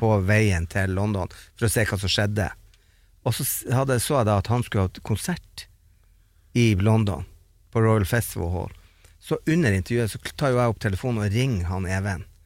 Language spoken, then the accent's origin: Norwegian; Bodø, Nordland, Norway; vi som satt hjemme i Bodø